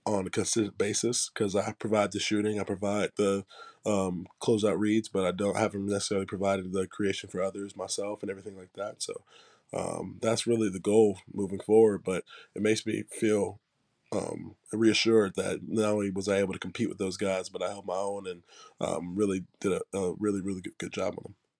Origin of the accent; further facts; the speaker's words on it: Charlotte, North Carolina, United States; moved away as an adult; also born or lived in Tennessee; I grew up in Charlotte